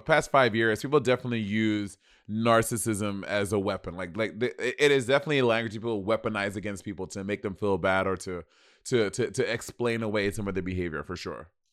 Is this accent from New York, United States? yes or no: yes; New York City, New York, United States; I'm from motherfucking New York City